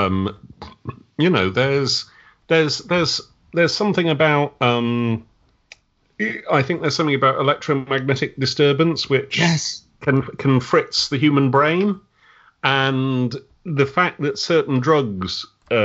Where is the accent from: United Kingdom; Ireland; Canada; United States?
United Kingdom; Wiltshire, South West England; I'm from Wiltshire in the West Country